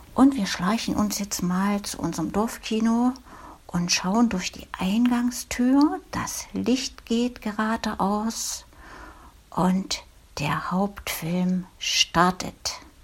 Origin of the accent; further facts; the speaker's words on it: Thuringian Forest village, Germany; In meinem Heimatdorf, damals eine 300-Seelen-Gemeinde, gab es wunderschöne Thüringer Waldluft